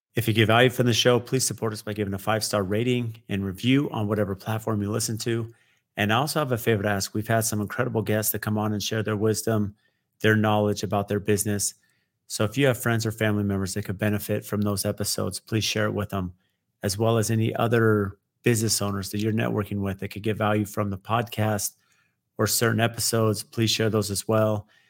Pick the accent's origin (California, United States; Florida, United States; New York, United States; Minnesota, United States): California, United States; San Diego; a young teenager growing up in San Diego